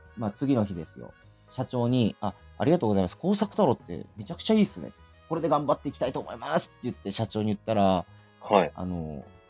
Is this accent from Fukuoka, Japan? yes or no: yes; Fukuoka, Japan; accent: Hakata; moved away as an adult; also born or lived in Aichi Prefecture; 出身は福岡県ですね